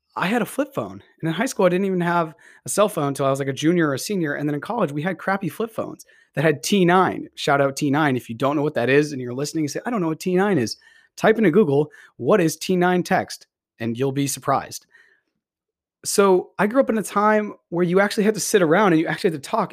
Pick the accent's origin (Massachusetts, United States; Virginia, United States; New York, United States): Massachusetts, United States; Beverly; also born or lived in Salem, Massachusetts; I grew up in Beverly, Massachusetts, and I've spent many years of my life in this area.